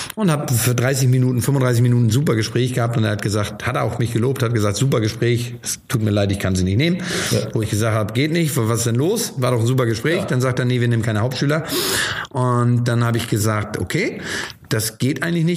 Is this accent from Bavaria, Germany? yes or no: no; Hamburg, Germany; also born or lived in Stapelfeld, Schleswig-Holstein; ich bin als Hamburger